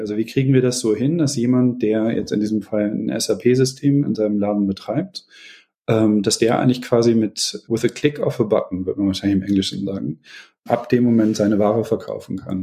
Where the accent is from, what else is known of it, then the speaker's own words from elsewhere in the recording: Beckum, North Rhine-Westphalia, Germany; Ich bin geboren in Beckum in Westfalen, ist meine Heimat.